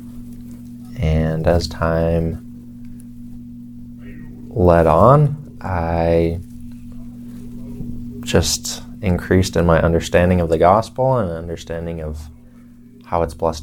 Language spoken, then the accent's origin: English; Alpine, Utah, United States; I'm from Alpine, Utah. I lived there all of my life.